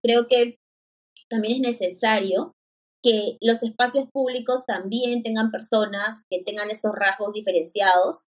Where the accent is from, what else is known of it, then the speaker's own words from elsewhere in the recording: Lima, Peru; yo soy de Lima